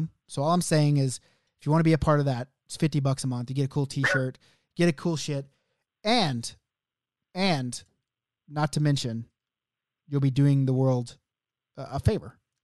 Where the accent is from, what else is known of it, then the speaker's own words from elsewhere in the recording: Oklahoma City, Oklahoma, United States; OKC, my hometown